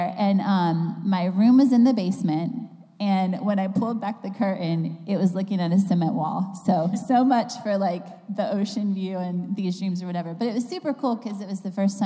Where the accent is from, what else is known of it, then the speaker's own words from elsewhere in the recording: North Carolina, United States; moved away as an adult; also born or lived in New York City; I grew up here in North Carolina